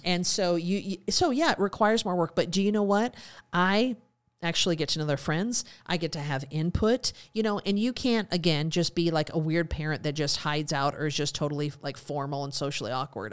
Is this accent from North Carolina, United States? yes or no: no; Montana, United States; moved away; also born or lived in Alaska; growing up in Montana and, of course, living in Alaska